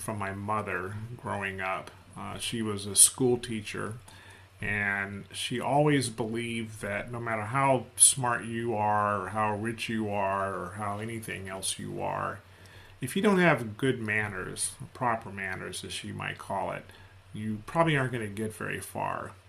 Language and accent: English; United States; I'm an American. I'm a Black American